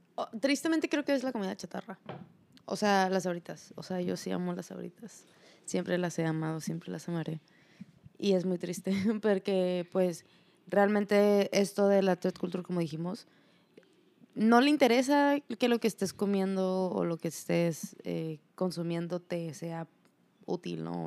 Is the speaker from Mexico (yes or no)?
yes; Mexico; nosotros como mexicanos